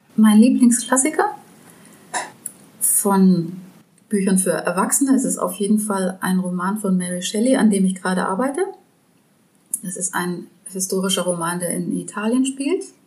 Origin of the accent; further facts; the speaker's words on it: Germany; als Deutscher